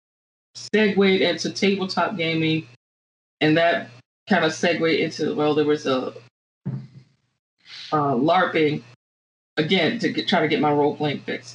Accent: Virginia, United States; moved away; also born or lived in Florida; I grew up in Virginia, and I went to school in Florida, and my undergraduate education was in Florida

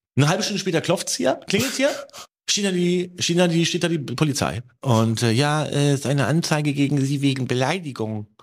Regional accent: Germany; ich eins kann als Deutscher

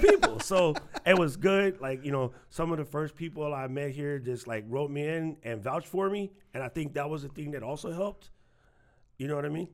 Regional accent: New York, United States; moved away as an adult; also born or lived in Waianae, Hawaii; now in Hawaii, United States; I'm from New York

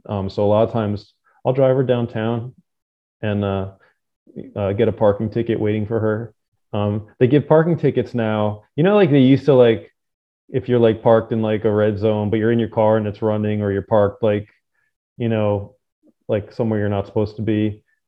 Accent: New Jersey, United States; I grew up in Jersey

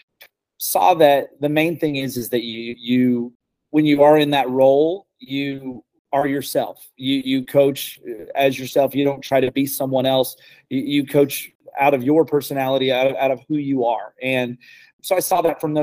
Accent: El Dorado Springs, Missouri, United States; born and raised in El Dorado Springs, Missouri

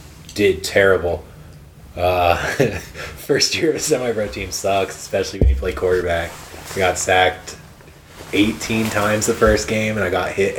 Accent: Massachusetts, United States; moved out there for a year because we're originally from Massachusetts, so we have family out there and stuff.

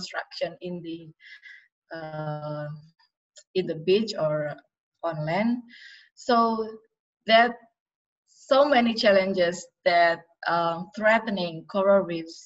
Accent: Yogyakarta, Special Region of Yogyakarta, Indonesia; my hometown in Jogja

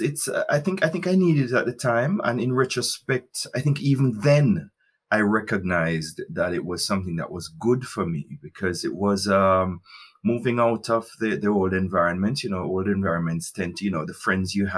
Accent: Highgate, Saint Mary, Jamaica; moved away as an adult; also born or lived in Spaldings, Jamaica; now in Germany; I grew up in St. Mary, you know, my first, that's real first formative years were in Highgate, St. Mary

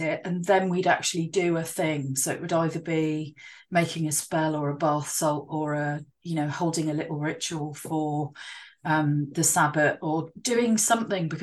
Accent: Dartmoor, South West England, United Kingdom; I grew up on Dartmoor, so I grew up in the middle of, you know, this massive national park

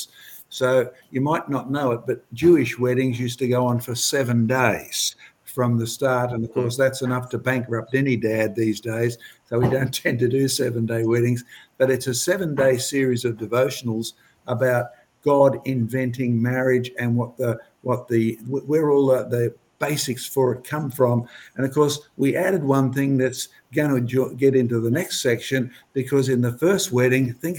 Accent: Scotland, United Kingdom; speaking as a Scotsman

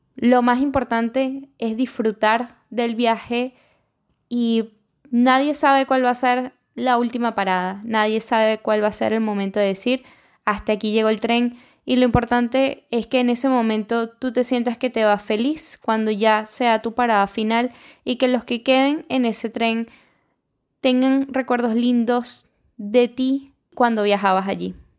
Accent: Venezuela; moved away as an adult; now in Lima, Peru; yo soy venezolana y tengo dos añitos recién cumplidos viviendo acá

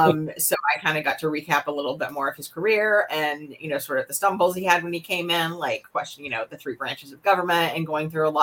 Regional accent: Tennessee, United States; moved away; also born or lived in South Carolina; because I'm from Tennessee originally. I went to college in South Carolina.

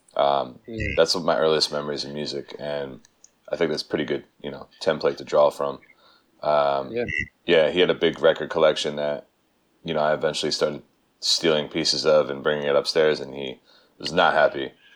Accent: Pennsylvania, United States; moved away as an adult; now in New York, United States; I'm a Pennsylvania native. I'm I'm not from Philly, but I'm from about you know 40 miles uh, northwest

